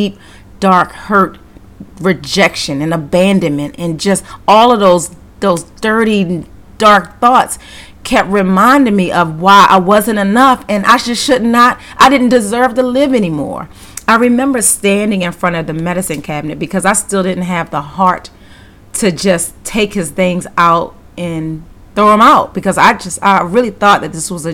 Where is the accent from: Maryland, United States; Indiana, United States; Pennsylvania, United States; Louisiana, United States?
Maryland, United States; Baltimore; moved away; also born or lived in Georgia; I'm originally from Baltimore, and I was living in Georgia at the time